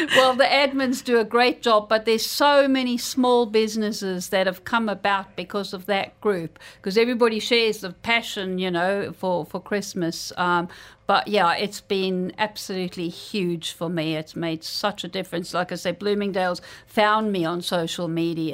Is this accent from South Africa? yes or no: yes; South Africa; now in Dubai, United Arab Emirates; where I grew up in South Africa